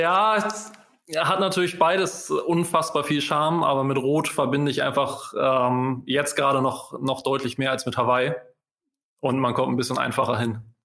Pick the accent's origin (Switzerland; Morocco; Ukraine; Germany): Germany; Hamburg; Als Hamburger